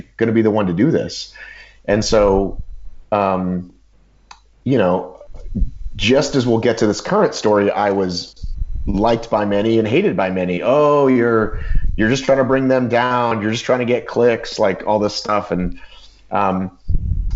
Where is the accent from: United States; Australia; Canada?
United States; you could sort of think of me as an American